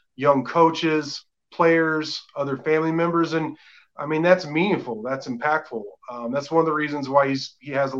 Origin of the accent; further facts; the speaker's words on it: Dallas, Texas, United States; moved away as an adult; also born or lived in Arlington, Texas / Fort Worth, Texas; now in West Texas, United States; I grew up in Arlington and Dallas